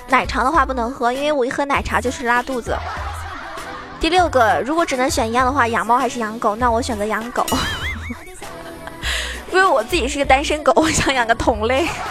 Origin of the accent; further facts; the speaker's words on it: Zhejiang, China; 我是浙江人